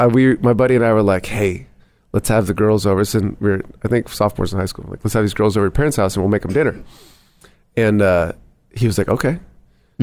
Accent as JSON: {"language": "English", "town": "Bellingham", "region": "Washington", "country": "United States", "tie": "born or raised there", "also_born_or_lived": "Englewood, Colorado", "moved": "as an adult", "said": "I'm from Bellingham, Washington, which is right on the Canadian border. Grew up there and then, moved down here about just over 7 years."}